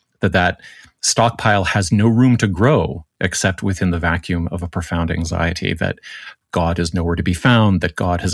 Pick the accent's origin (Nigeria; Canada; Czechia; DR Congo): Canada; Speaking as the Canadian on staff